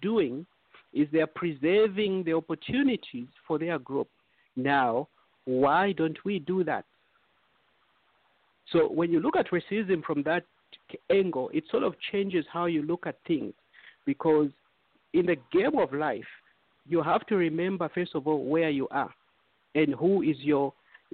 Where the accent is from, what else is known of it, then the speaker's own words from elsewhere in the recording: Eastern Province, Zambia; now in United States; we are all Zambians. We come from Zambia